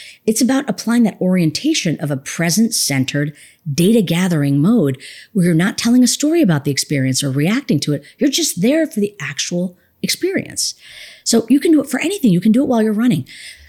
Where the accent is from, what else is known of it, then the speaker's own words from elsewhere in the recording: India; one of the dangers of being an Indian woman with the topic of meditation, people are like, oh, am I going to like start levitating or something?